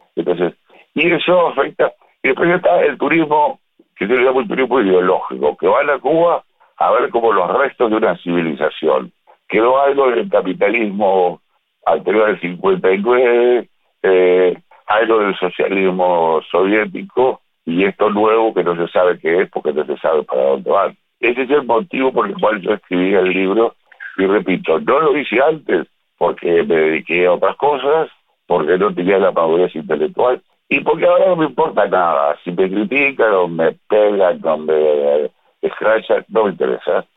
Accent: Uruguay; soy uruguayo, tengo 74 años

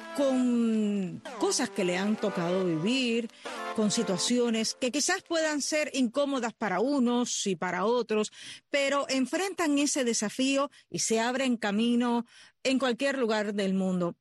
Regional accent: Cuba; los que nacimos en lo que llamamos en Cuba el campo

